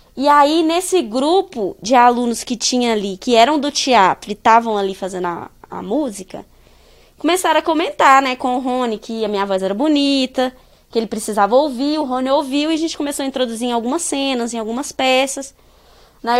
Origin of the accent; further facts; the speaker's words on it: Pará de Minas, Minas Gerais, Brazil; moved away as an adult; also born or lived in Belo Horizonte; E a pandemia me trouxe de volta, assim, para Pará de Minas, para fazer o ensino remoto